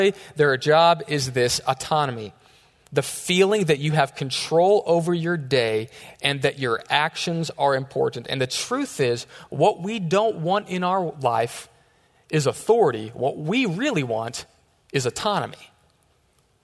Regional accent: Texas, United States; We're from Texas

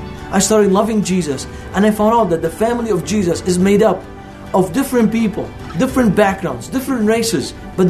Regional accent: Beirut, Beirut Governorate, Lebanon; English is a second language; moved away as an adult; now in United States; I grew up in Beirut, Lebanon, in a war zone.

